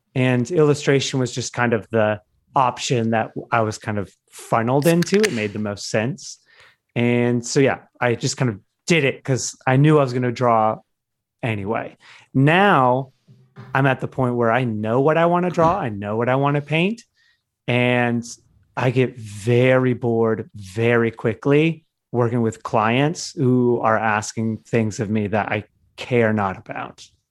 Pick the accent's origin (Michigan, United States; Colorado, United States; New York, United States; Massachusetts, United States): Michigan, United States; I grew up in Michigan